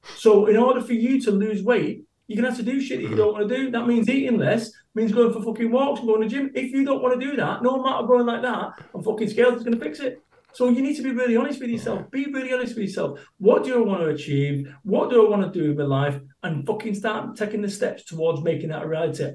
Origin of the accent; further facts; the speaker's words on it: Salford, North West England, United Kingdom; moved away as an adult; also born or lived in Somerset; I moved away from Salford, my home of 21 years, and I moved to Somerset